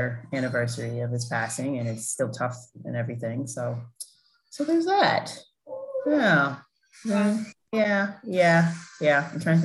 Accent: New York City, New York, United States; I grew up in South Jamaica, Queens

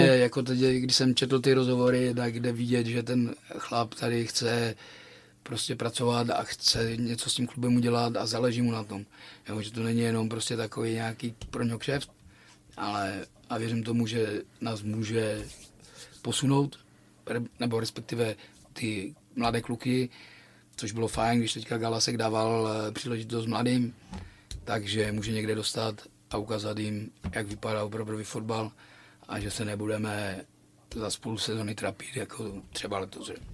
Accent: Frýdek-Místek, Moravian-Silesian Region, Czechia; now in Ostrava, Czechia; já jsem vyrůstal ve Fritku Místku

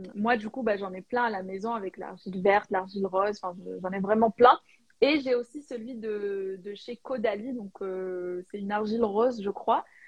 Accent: Algeria; moved away as an adult; je suis née et j'ai vécu en Algérie euh, bah, jusqu'à l'âge de 18 ans

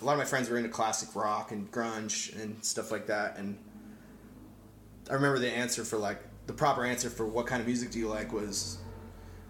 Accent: Maine, United States; I grew up in Maine.

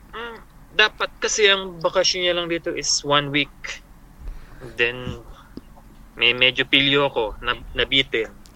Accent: Central Luzon, Philippines; moved away as an adult; now in Taiwan; sa Pilipinas is taga Bulacan ako.

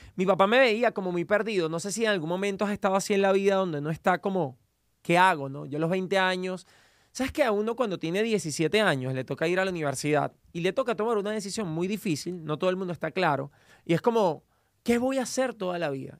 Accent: Venezuela; moved away as an adult; now in United States; soy venezolano, estudié comunicación en Venezuela

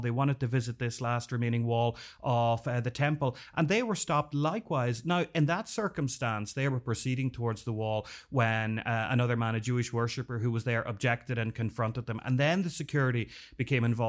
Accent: Northern Ireland, United Kingdom; I grew up in Northern Ireland during the Troubles

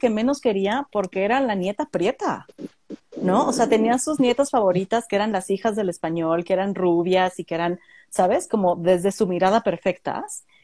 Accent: Mexico; Como mexicanos no hemos superado el trauma de la conquista

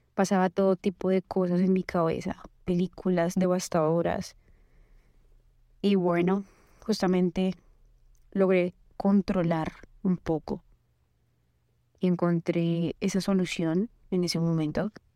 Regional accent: Colombia; moved away as an adult; now in United States; Soy colombiana, estudié ingeniería

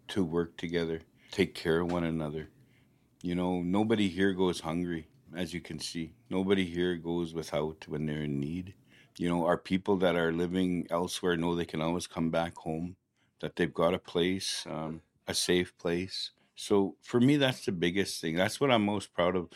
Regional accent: Flying Dust First Nation, Saskatchewan, Canada; I grew up on Flying Dust.

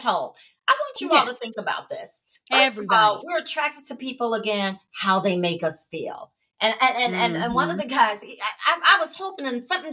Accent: Chicago, Illinois, United States; from Chi

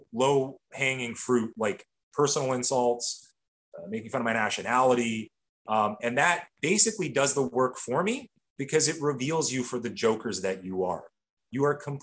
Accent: Canada; as a Canadian

